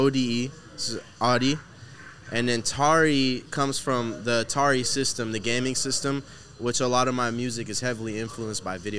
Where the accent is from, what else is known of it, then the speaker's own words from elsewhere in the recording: Houston, Texas, United States; Houston. I was born here, but originally Palestine. My dad's from Palestine, mom's from Africa.